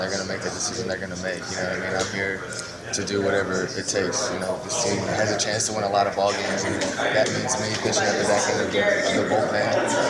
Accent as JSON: {"language": "English", "town": "Bluefield", "region": "West Virginia", "country": "United States", "said": "You know, I came from Bluefield, West Virginia"}